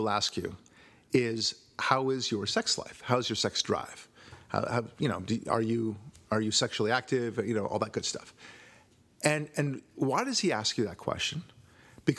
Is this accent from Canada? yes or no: no; Israel; moved away; I was born in Israel